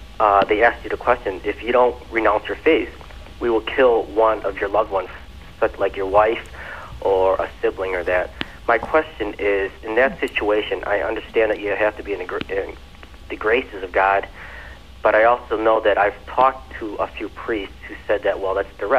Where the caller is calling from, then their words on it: Evergreen Park, Illinois, United States; I'm calling from Evergreen.